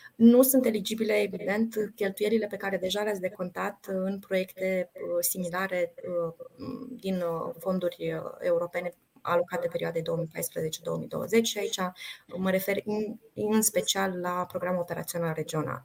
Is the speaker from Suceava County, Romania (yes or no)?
yes; Suceava, Suceava County, Romania; eu sunt din Suceava